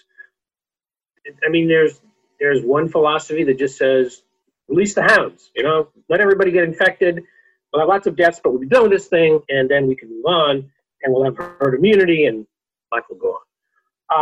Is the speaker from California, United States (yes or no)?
yes; California, United States; I'm a Californian